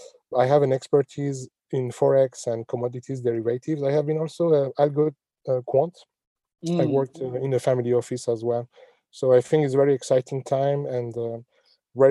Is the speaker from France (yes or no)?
yes; France; moved away as an adult; also born or lived in Iran (ancestry) / Paris / London / Singapore; I'm from Iranian origin, because I see lots of people remark my name just as a remark. I grew up in France. I did all my studies in France.